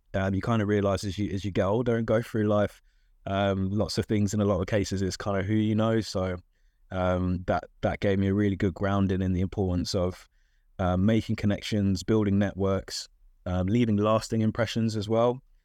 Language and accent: English; London, United Kingdom; I'm from South London, uh, and still live in South London, actually.